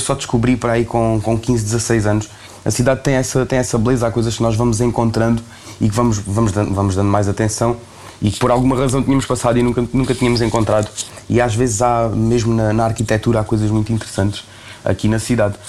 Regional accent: Beja, Alentejo, Portugal; moved away as an adult; now in Lisbon, Portugal; foram momentos muito felizes que eu passei aqui em Beja na, na, minha infância

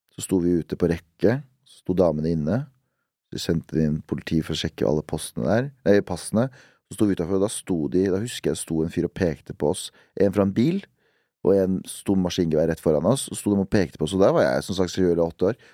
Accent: Duhok, Kurdistan Region, Iraq; now in Norway; min hjemby, som heter Duhok

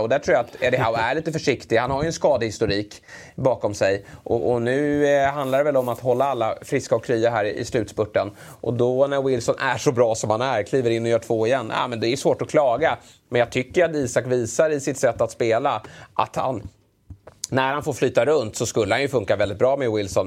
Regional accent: Sweden; som svensk

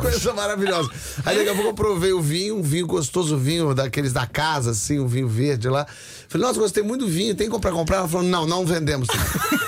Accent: Brazil; eu sou brasileiro

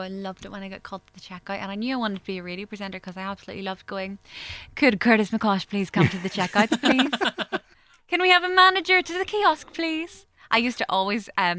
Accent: Macclesfield, North West England, United Kingdom; my hometown of Macclesfield.

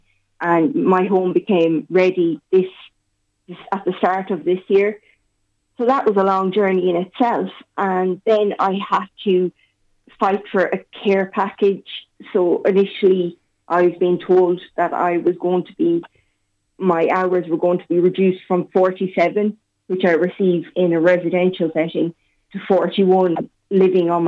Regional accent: Castlebar, Connacht, Ireland; moved away as an adult; now in Sligo, Ireland; I'm originally from Castlebar, but I'm living in Sligo for the past 9 years

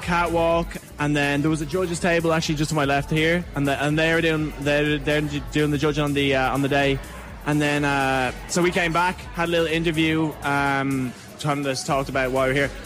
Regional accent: Dublin, Leinster, Ireland; moved away as an adult; now in Queensland, Australia; I'm from Ranelagh myself

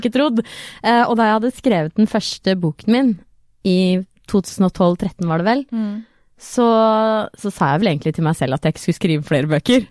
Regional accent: Trøgstad, Østfold, Norway; jeg kommer jo fra Trøgstad

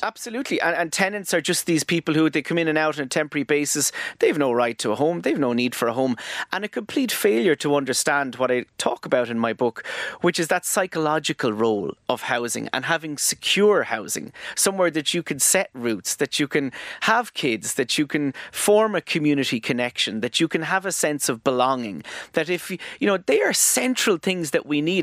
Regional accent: Tramore, Munster, Ireland; I grew up in Tremor, yeah, in the, um, er, the nineteen eighties.

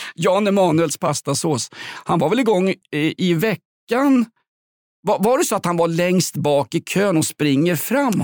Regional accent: Stockholm, Stockholm County, Sweden; Vällingby där jag kommer ifrån

